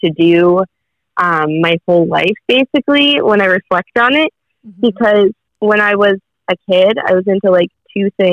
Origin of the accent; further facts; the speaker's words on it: New Jersey, United States; moved away as an adult; also born or lived in Florida; I grew up in New Jersey. But I moved to Florida. Oh. And then now I live in New Jersey again